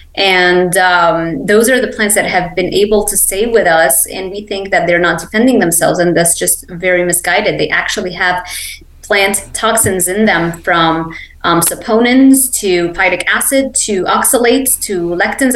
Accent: Lebanon; English is a second language; also born or lived in Miami; now in Ocala, United States; I grew up in Lebanon

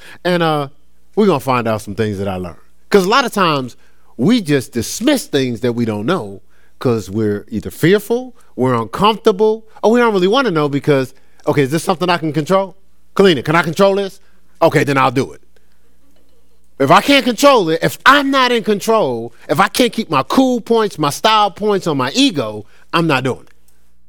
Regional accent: Newark, New Jersey, United States; I grew up in Newark, so it was a lot of Nation of Islam.

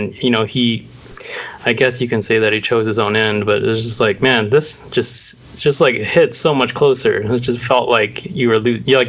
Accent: San Diego, California, United States; now in Los Angeles, United States

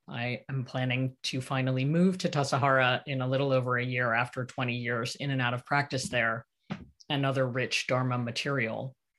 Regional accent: Santa Cruz, California, United States; my hometown of Santa Cruz

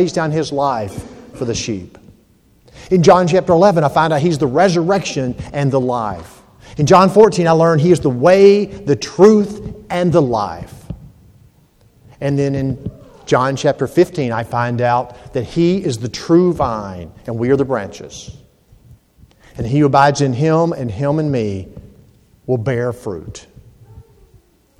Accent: Georgia, United States; moved away; also born or lived in Hampton, Virginia; I'm from Georgia

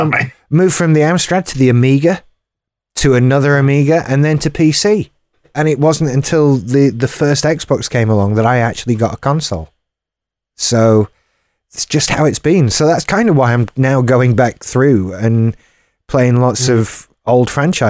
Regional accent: United Kingdom; Well, I'm British.

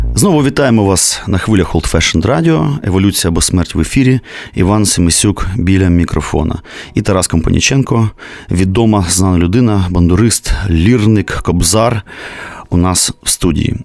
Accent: Kyiv, Ukraine; я, киянин, котрого рятувало тільки те, що я ходив в українську школу

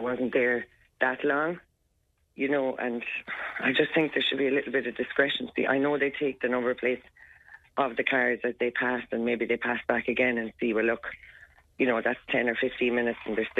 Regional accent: County Waterford, Munster, Ireland; I'm from County Waterford.

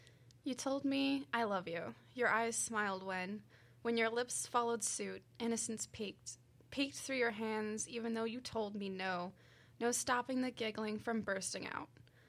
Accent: Oakville, Missouri, United States; also born or lived in Mascoutah / Scott; I'm from this general area. I'm from Oakville, but I've lived in Muscoota and Scott, so I've always been in this general area.

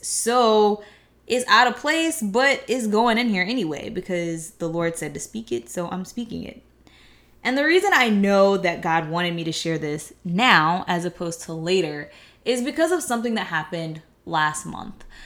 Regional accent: United States; people like myself that have been in America for so long that we don't know where we came from off the continent of Africa

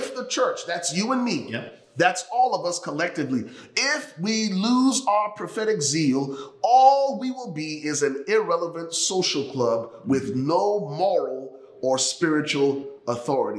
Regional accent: Liberia; now in United States; I am originally from Liberia, West Africa. The United States became home for me and my family 27 years ago.

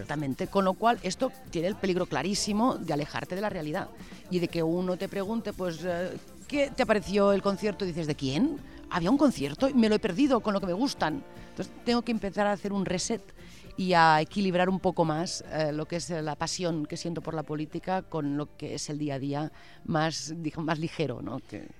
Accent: Catalonia, Spain; como catalanes

